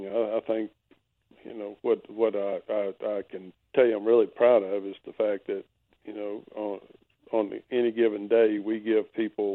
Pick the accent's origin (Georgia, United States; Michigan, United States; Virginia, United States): Virginia, United States; I grew up in Virginia